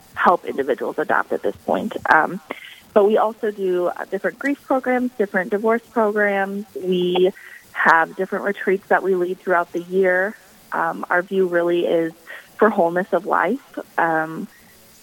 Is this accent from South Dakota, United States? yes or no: yes; Valley Springs, South Dakota, United States; I was born and raised in Valley Springs, South Dakota, so just a little ways outside of Sioux Falls